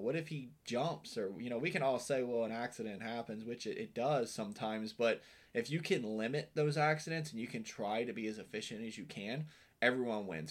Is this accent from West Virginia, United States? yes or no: yes; West Virginia, United States; now in Florida, United States; I'm from Western Virginia.